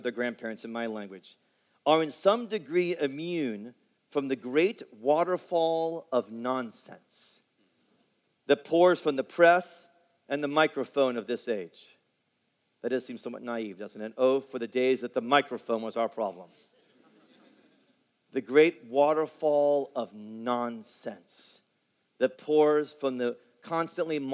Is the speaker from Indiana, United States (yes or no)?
yes; Indianapolis, Indiana, United States; growing up in Indianapolis, where I grew up